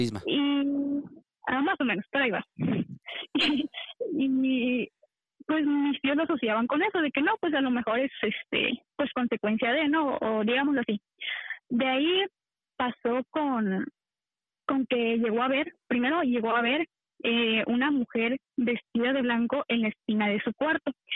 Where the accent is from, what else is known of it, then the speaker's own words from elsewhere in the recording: Veracruz, Mexico; Del estado de Veracruz